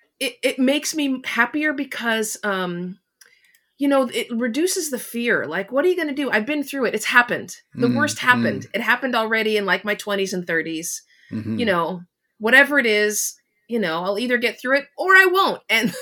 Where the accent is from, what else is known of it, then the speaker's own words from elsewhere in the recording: Los Angeles, California, United States; I mean, I live on the East Coast of the U.S., but I grew up in Los Angeles, so in my cooking, I use a lot of different kind of peppers